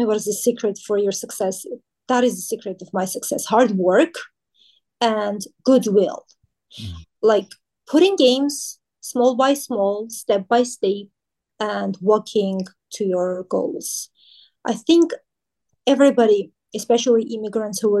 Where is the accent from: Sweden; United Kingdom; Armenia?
Armenia; now in Los Angeles, United States; I'm from Armenia